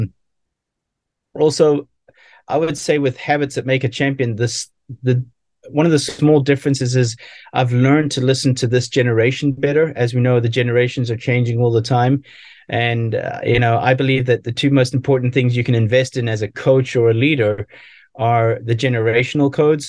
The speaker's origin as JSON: {"language": "English", "country": "South Africa", "tie": "born or raised there", "said": "as an athlete growing up in South Africa"}